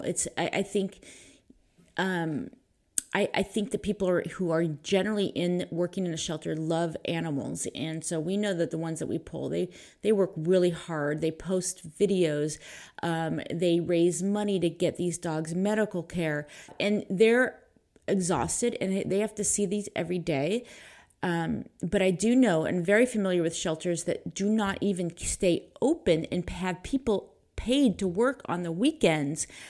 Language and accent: English; Pleasanton, California, United States; I grew up in Pleasanton.